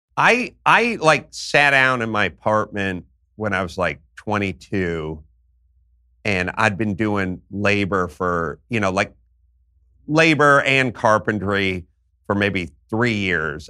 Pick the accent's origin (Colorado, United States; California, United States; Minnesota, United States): California, United States; Los Angeles; I grew up in North Hollywood, California